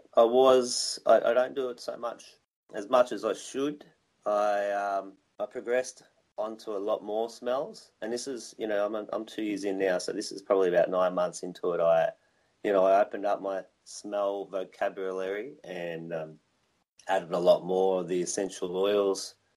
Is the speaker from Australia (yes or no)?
yes; Victoria, Australia; now in Wollongong, Australia; I'm Australian and I grew up in a little place called Victoria